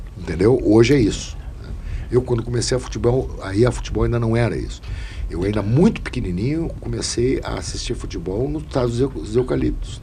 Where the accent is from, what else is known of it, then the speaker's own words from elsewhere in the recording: Rio Grande do Sul, Brazil; eu, como gaúcho